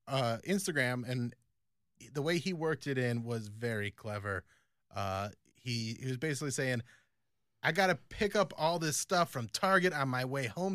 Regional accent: United States; also born or lived in Philippines

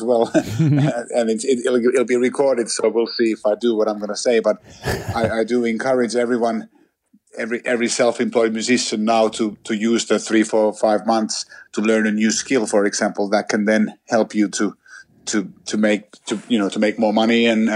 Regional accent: Helsinki, Uusimaa, Finland; I'm originally from Helsinki, which is the capital of Finland. up in Northern Europe, and I grew up there

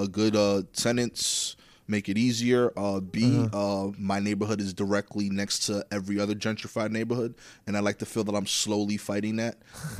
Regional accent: New York City, New York, United States; I grew up in East New York. The part where I'm at now, there's a subsegment of East New York called Cypress Hills.

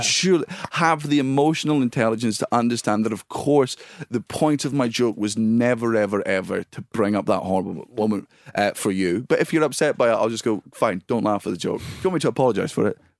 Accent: Scotland, United Kingdom; I'm Scottish and it's in my fucking blood.

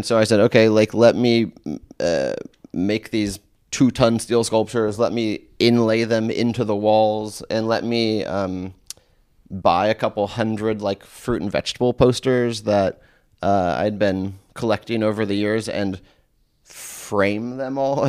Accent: California, United States; So, you know, I grew up in California in the 80s.

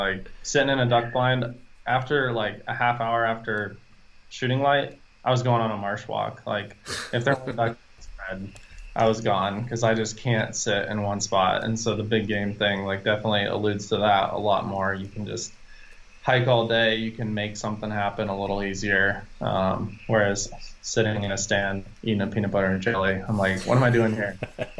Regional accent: Iowa, United States; So I grew up in Iowa, in the Midwest.

